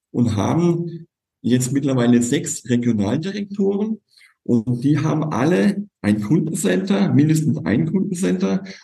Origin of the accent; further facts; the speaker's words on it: Kurpfalz, Baden-Württemberg, Germany; Ich komme aus der Kurpfalz